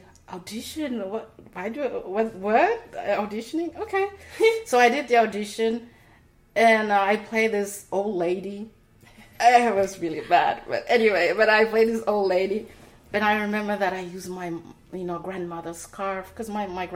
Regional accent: Portugal; also born or lived in Timor-Leste; now in United States; have to leave the country to move to Portugal. I was only 4 years old.

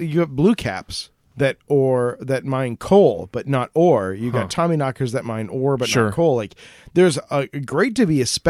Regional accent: United States; I'm an American.

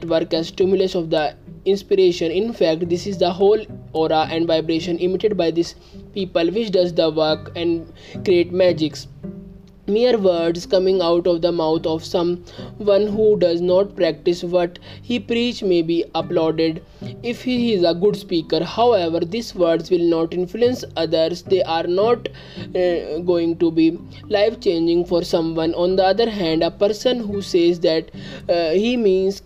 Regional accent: India; I am from India.

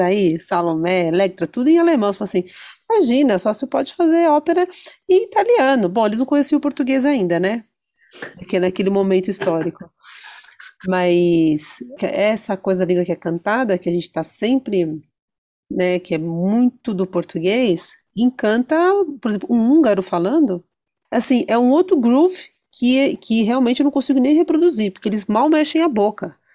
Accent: Brazil; eu sou brasileiro.

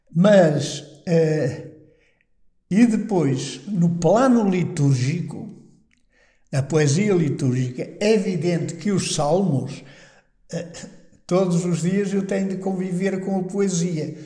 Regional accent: Terras do Bouro, Norte, Portugal; moved away; also born or lived in Fátima / Salamanca / Toulouse / Rome; eu era de uma terra, eh, que é perto de São Bento da Porta Aberta. Também na minha aldeia é um São Bento que é até mais antigo

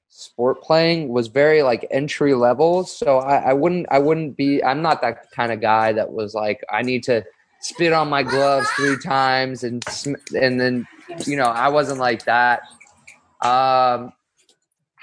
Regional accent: Los Angeles, California, United States; I'm from Los Angeles. I grew up in like Westwood

